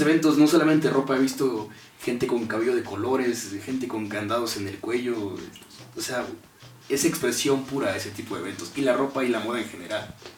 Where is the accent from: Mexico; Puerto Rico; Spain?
Mexico; como mexicano